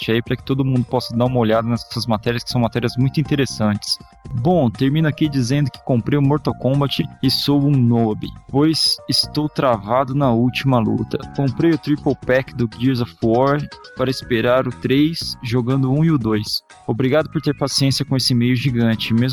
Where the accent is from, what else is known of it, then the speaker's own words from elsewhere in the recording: Rio de Janeiro, Brazil; Sou do Rio de Janeiro, estudante de contabilidade, tenho 21 anos.